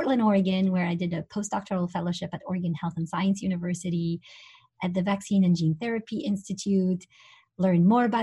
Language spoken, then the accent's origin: English; Tunisia; moved away; I'm originally from Tunisia